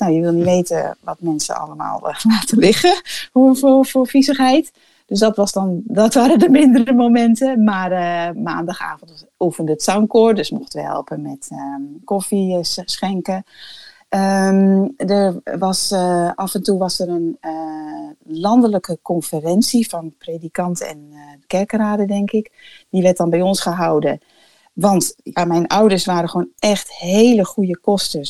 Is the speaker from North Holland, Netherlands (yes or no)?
yes; Bussum, North Holland, Netherlands; moved away as an adult; also born or lived in Cameroon; Ik ben opgegroeid in Bussum, in een christelijk gezin